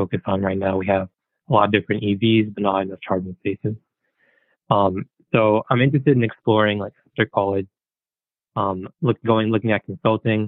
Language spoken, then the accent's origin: English; Hopewell, New Jersey, United States; I grew up in New Jersey. I'm from a town called Hopewell in Mercer County